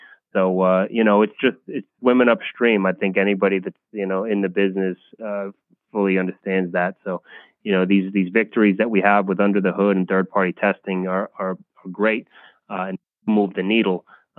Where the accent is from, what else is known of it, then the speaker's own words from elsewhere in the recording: Monticello, New York, United States; my hometown, Rolling V hometown in Monticello, New York, which is just down the street from Bethel Woods, which was the of the 1969 Woodstock Festival